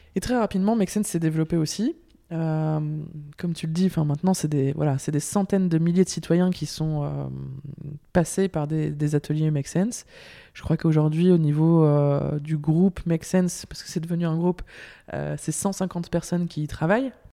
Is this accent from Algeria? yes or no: no; Lille, Hauts-de-France, France; moved away as an adult; also born or lived in Brussels, Belgium; now in Belgium; je viens de Lille, du nord de la France.